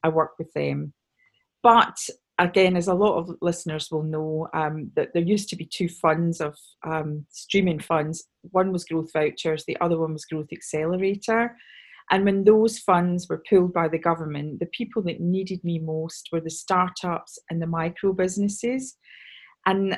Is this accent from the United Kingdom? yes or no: yes; Scotland, United Kingdom; I'm obviously Scottish